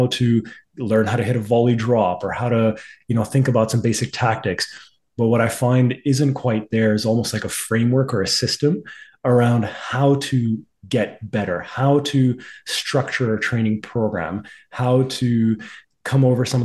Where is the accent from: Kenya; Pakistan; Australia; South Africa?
Pakistan; moved away; I'm originally from Pakistan